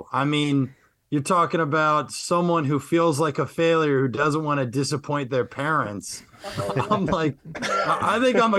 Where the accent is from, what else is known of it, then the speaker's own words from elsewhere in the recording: Kansas City, Kansas, United States; moved away; I am originally from Kansas City, Kansas.